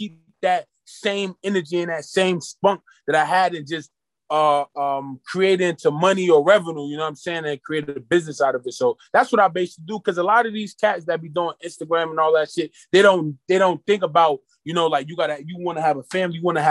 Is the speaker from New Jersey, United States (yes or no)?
yes; Irvington, New Jersey, United States; I grew up in an urban community. I grew up in Irvington, New Jersey.